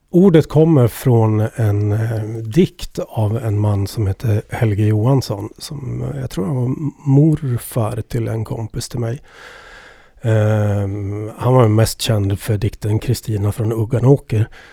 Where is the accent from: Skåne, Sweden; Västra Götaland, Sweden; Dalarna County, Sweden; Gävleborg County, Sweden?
Gävleborg County, Sweden; Edsbyn; accent: Ovanåker dialect; Jag kommer ju från Edsbyn, Ovanåkers kommun, Hälsingland